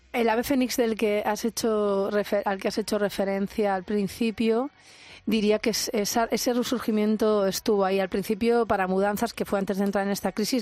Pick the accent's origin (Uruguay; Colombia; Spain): Spain; Albacete, Castilla-La Mancha; moved away as an adult; cuando me fui de Albacete